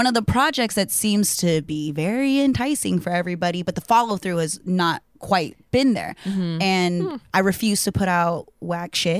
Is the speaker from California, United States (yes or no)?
yes; Central Valley, California, United States; also born or lived in Oahu, Hawaii; I grew up in the Central Valley next to some cows